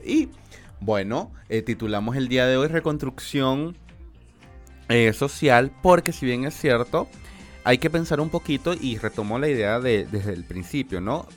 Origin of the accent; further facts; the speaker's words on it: Maracaibo, Zulia, Venezuela; moved away; yo soy de Venezuela y, de y de Maracaibo específicamente